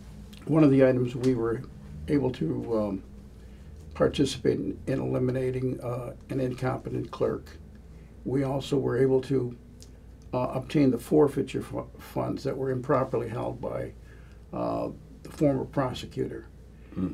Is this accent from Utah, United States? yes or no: no; Detroit, Michigan, United States; also born or lived in Macomb County, Michigan; I was born in Detroit. Okay. So I'm originally from Detroit.